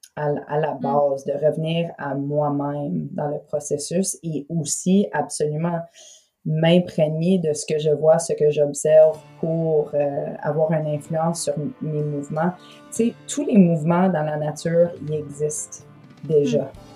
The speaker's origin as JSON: {"language": "French", "town": "London", "region": "Ontario", "country": "Canada", "tie": "born or raised there", "also_born_or_lived": "Toronto, Canada / Montreal, Canada", "moved": "yes", "lives_now": "Gaspé, Canada", "said": "j'ai été élevée à London, en Ontario"}